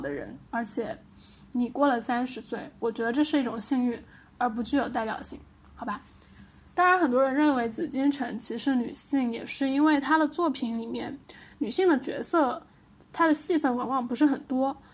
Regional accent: Liuzhou, Guangxi, China; 我是柳州人嘛，柳州螺蛳粉特别有名

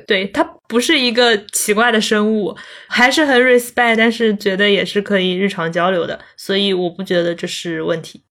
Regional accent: Zhejiang, China; also born or lived in Chengdu; 我是浙江人嘛，然后在成都是大概住了一年好像，就听不懂他们的方言，然后听不懂川普

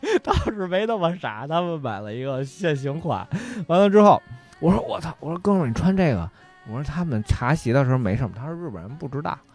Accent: Beijing, China; accent: Beijing dialect; 我说了一大套北京话

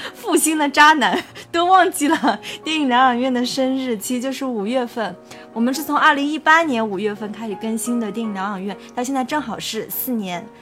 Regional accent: China; 杨就是我们中国人姓杨的那个杨

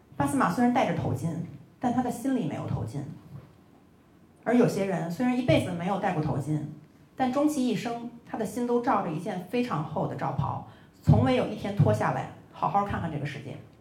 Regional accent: China; 我说中国人觉得天下都是一样的，所以我们没必要去占领别人的领土

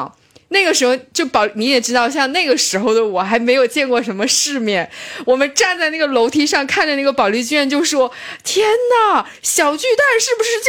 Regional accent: Shenyang, Liaoning, China; moved away; 沈阳，沈阳，我是来自美丽的沈阳，我的家乡。

